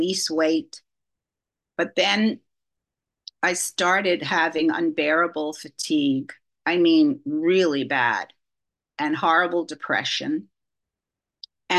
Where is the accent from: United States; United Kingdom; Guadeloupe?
United States; New York City, New York; I grew up in New York City to two parents who were survivors of the Holocaust.